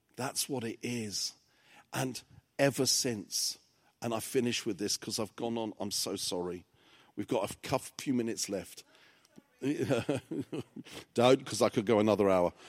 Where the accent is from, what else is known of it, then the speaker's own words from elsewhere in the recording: England, United Kingdom; English is a second language; when I started school, I couldn't speak any English, 'cause my parents were, um, immigrants to England from Cyprus